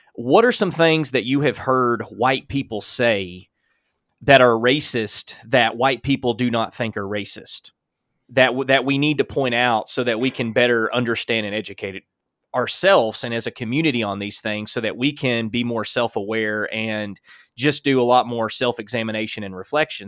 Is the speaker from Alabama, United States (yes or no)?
yes; Alabama, United States; as a white man growing up in Alabama